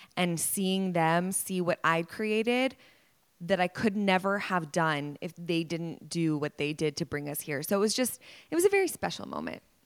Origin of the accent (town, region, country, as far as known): Dallas, Texas, United States; born or raised there